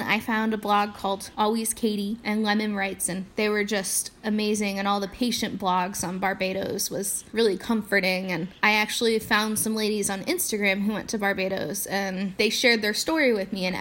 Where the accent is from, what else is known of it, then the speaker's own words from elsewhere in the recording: Indiana, United States; I'm from Indiana